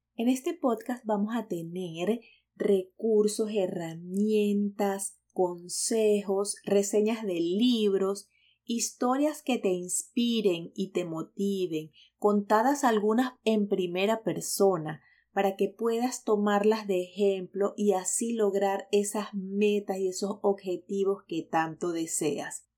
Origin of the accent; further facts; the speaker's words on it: Venezuela; moved away as an adult; now in United States; soy venezolana